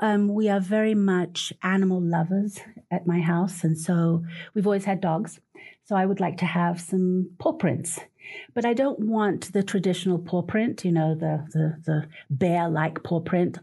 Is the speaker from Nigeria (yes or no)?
no; Portugal; moved away; I come from Portugal. My children used to go with me every summer back home